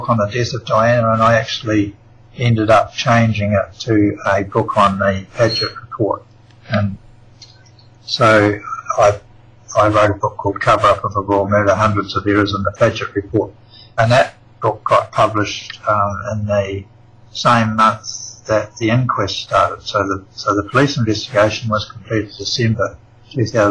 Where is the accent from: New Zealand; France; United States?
New Zealand; now in Australia; I'm actually a New Zealander. I was born in New Zealand